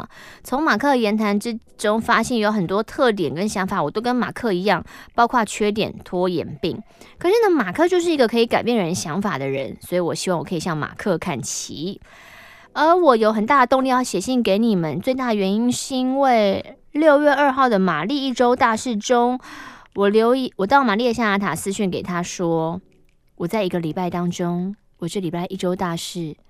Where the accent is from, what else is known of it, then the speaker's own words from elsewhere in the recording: southern Taiwan, Taiwan; 是因为我是南部人，思想比较落后吗？